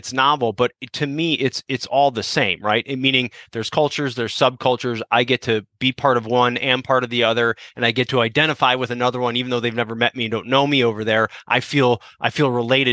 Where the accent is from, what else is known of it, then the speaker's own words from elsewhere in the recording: Chicago, Illinois, United States; I grew up in Chicago